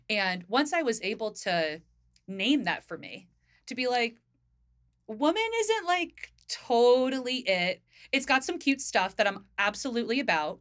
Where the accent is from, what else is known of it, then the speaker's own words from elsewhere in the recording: Northern New Jersey, United States; now in Philadelphia, United States; I grew up in Northern Jersey.